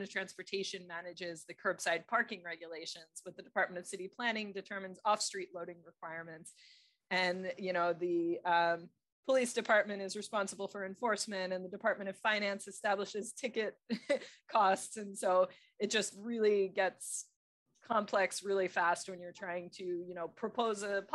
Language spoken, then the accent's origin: English; Philadelphia, Pennsylvania, United States; also born or lived in Texas; now in New York, United States; I grew up in Philadelphia